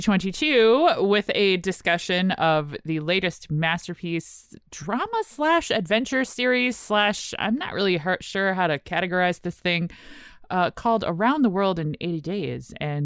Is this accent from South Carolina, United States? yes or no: no; Richmond, Virginia, United States; I'm from Richmond, Virginia.